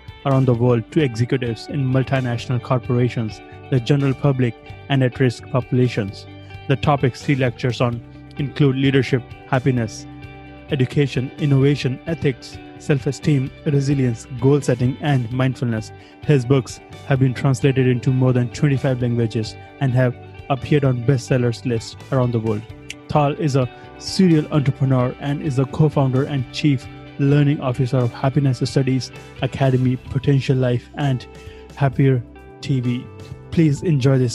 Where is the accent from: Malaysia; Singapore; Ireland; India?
India; I come from India, and I was grown up in that culture